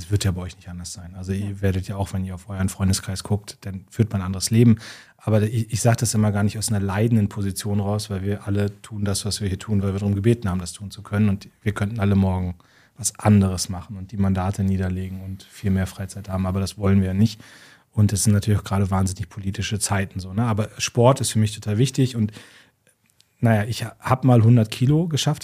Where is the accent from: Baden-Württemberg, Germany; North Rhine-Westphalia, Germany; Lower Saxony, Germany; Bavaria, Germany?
Lower Saxony, Germany; Munster; ich war jetzt in meiner Heimatstadt Munster